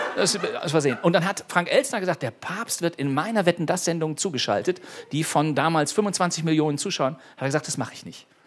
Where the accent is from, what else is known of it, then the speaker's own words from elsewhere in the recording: Bonn, North Rhine-Westphalia, Germany; meiner Heimatstadt Bonn